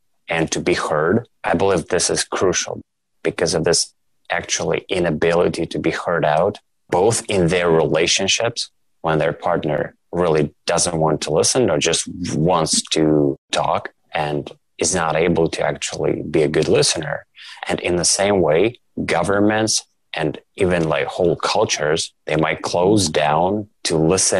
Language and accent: English; Russia; moved away as an adult; now in Toronto, Canada; I moved from Russia. So I'm from Russia originally.